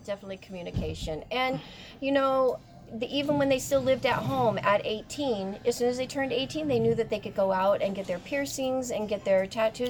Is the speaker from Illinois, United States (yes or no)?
no; Monterey, California, United States; I am from Monterey, California